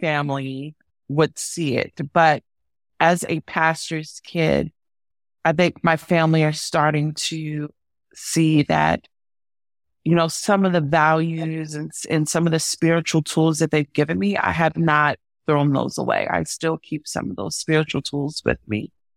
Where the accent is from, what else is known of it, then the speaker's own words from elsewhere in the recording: Baltimore, Maryland, United States; accent: Mid-Atlantic; moved away as an adult; also born or lived in San Francisco; growing up in Baltimore, you know, because we have all of these, like, Mid-Atlantic root and our dialects are all